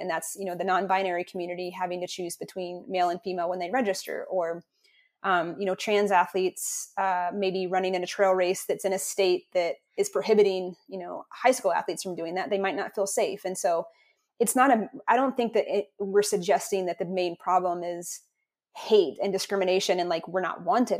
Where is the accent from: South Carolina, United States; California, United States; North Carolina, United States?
North Carolina, United States; I grew up in North Carolina in, in the conservative Southeast